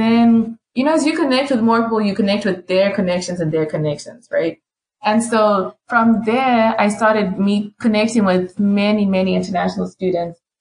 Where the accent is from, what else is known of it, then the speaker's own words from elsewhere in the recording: Harare, Zimbabwe; moved away as an adult; now in Louisiana, United States; I'm also from Zim, from Harare, came here to the States.